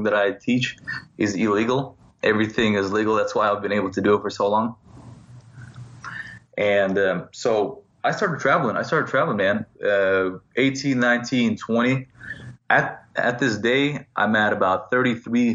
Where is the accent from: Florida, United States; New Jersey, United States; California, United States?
California, United States; Laguna Beach; also born or lived in Moscow, Russia / San Francisco; So I grew up in Laguna Beach, California. I'm originally from Moscow, but I came to America when I was maybe 7 or 8 years old. And I grew up in Laguna Beach